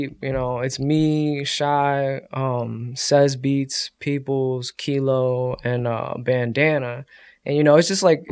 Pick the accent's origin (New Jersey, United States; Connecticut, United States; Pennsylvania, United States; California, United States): New Jersey, United States; Dover; also born or lived in New York; I grew up in Jersey, like around Dover, Randolph, that area. I moved here when, like, I was born in New York, but we moved here, like, you know, before I turned one. So okay. I was, like, basically raised in Jersey.